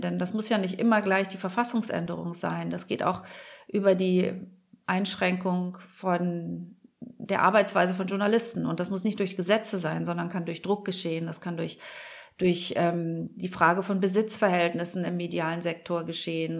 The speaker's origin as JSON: {"language": "German", "country": "Germany", "said": "wir als Deutsche"}